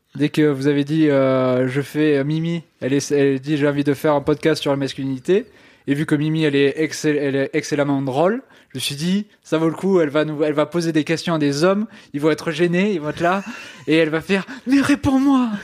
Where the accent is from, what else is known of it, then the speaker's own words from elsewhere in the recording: Ariège, Occitania, France; je viens euh, d'Ariège